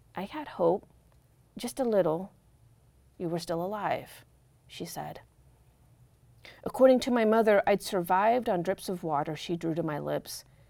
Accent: Corvallis, Oregon, United States; I grew up in our cul-de-sac in Corvallis, riding my banana seat bike

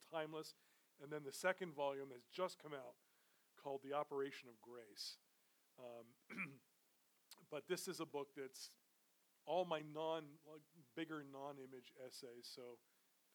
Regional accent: New York City, New York, United States; I grew up in New York City

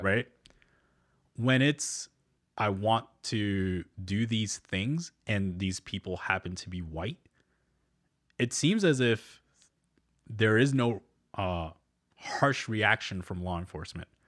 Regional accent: New Jersey, United States; born or raised there; moved away

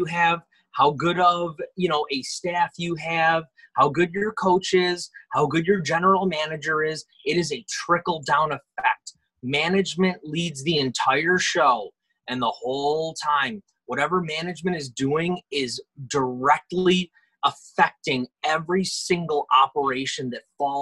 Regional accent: Rochester, New York, United States; I'm from Rochester, born and raised.

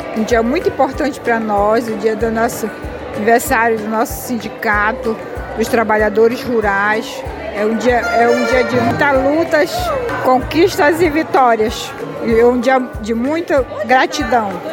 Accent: São Brás, Pará, Brazil; eu sou de São Brás

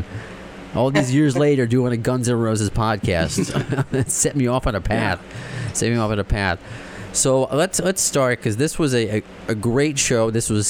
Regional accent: Baldwin, New York, United States; Family is from Greece. We grew up together on Long Island, New York, and in Baldwin

